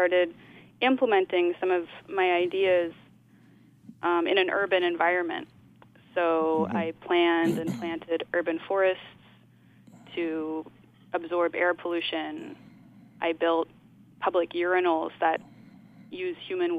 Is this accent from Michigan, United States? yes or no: no; Oakland, California, United States; moved away as an adult; also born or lived in New York; I grew up in Oakland, and my parents are also artists